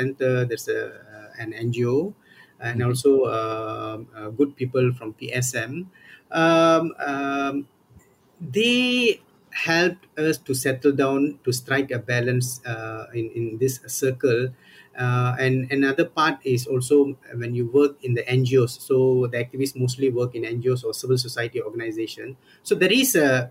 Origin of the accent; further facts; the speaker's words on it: Johor Bahru, Johor, Malaysia; moved away as an adult; also born or lived in Kuala Lumpur; my hometown, Johor Bahru